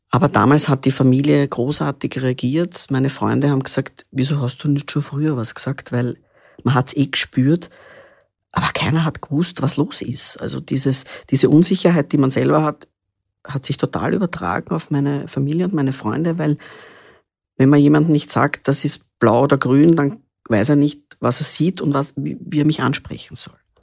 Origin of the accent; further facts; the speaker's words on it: Vienna, Austria; Ich bin in Wien geboren, 1975 schon